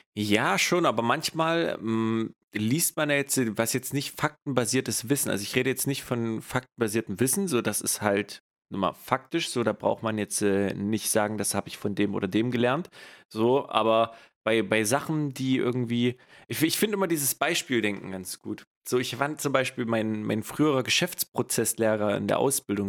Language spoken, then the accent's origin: German; East Germany, Germany; now in West Germany; ich undercover als Ossi hier im Westen bin